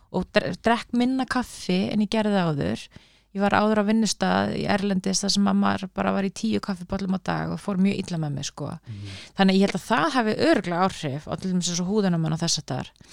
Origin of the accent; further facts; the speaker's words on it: Reykjavík, Capital Region, Iceland; Ég er úr Reykjavík, ég er bara fættu uppálan Reykjavík